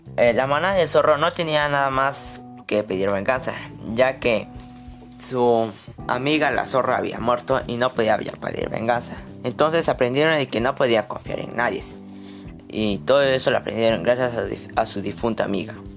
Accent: Moquegua, Peru; soy de Moquegua

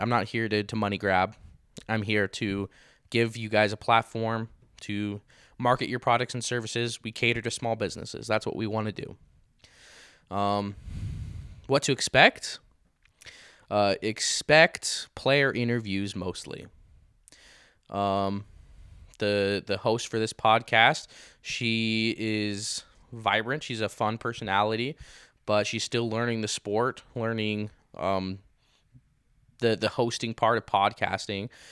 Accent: Grantsville, Utah, United States; now in Saint George, United States; my hometown of Grantsville, Utah

